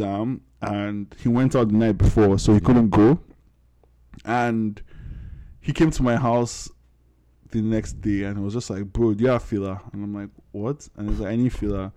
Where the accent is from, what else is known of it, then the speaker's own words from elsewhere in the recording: Nigeria; I grew up in Ugudu, so like I grew up around soldiers